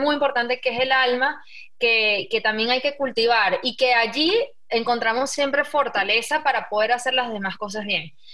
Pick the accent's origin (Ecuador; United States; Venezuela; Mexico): Venezuela; nuestra sociedad venezolana